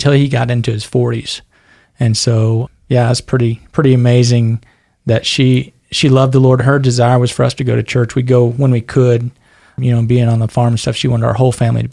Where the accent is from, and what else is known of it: Fayetteville, Arkansas, United States; born or raised there; now in Caldwell, United States